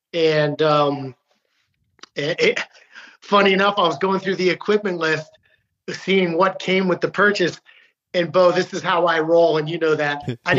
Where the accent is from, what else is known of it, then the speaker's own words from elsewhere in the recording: Utah, United States; born there; now in Maryland, United States; And that's funny being from, you know, living in Maryland. And, you know, but I was born in Utah. My dad's from Great Falls, Montana. My grandfather was from Fairbanks, and then he actually moved to New York City.